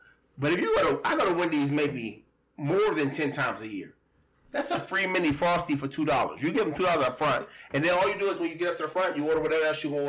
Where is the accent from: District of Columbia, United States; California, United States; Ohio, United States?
District of Columbia, United States; Washington; also born or lived in Virginia; now in Richmond, Virginia, United States; I'm from Washington, D.C. I live in Virginia now, but I only claim D.C. I never claim Virginia.